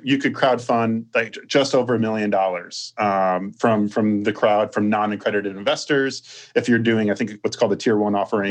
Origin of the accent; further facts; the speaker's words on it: Chicago, Illinois, United States; I grew up in Chicago, and that was like my childhood, following uh, that that Bulls